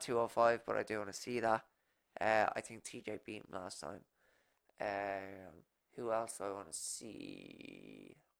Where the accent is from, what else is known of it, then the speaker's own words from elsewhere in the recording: Ireland; I'm Irish